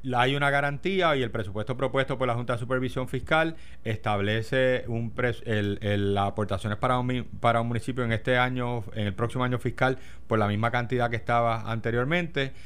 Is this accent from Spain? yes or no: no; Puerto Rico; somos un territorio americano